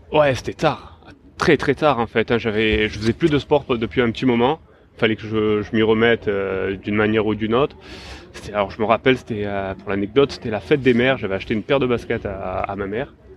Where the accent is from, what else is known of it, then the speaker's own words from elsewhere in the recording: Var, Provence-Alpes-Côte d'Azur, France; now in Marseille, France; j'ai grandi dans, dans la, quoi, dans le Var beaucoup